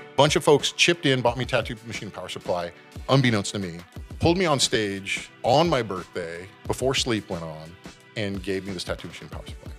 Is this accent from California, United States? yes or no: yes; San Jose, California, United States; now in Santa Cruz, United States; born and raised in San Jose